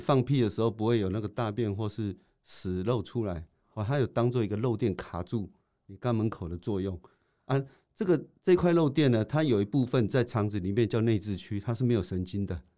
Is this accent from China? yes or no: no; Taiwan; 我们台湾人